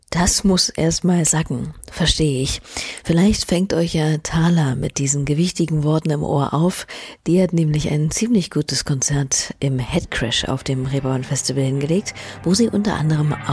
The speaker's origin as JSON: {"language": "German", "town": "Venice", "region": "Veneto", "country": "Italy", "said": "ich komme aus Venedig."}